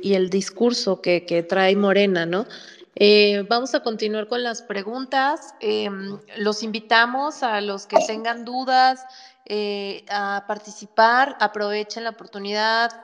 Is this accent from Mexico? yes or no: yes; Mexico; somos más los mexicanos que queremos un México mejor